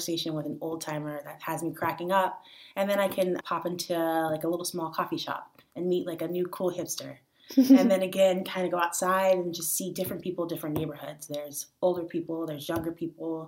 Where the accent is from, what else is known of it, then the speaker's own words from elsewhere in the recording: Santa Clarita, California, United States; moved away as an adult; also born or lived in San Francisco; now in Washington, DC, United States; I was born and raised in Southern California. So Los Angeles was my childhood. I actually grew up in a town called Santa Clarita.